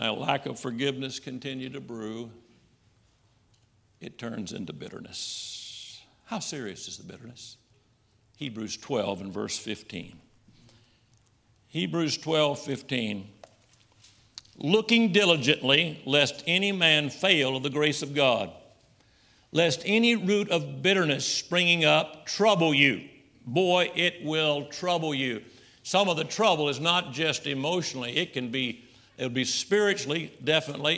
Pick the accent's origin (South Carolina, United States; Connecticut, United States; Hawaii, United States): South Carolina, United States; Summerville; now in Shelby, United States; I'm from Somerville, which is right outside of Charleston.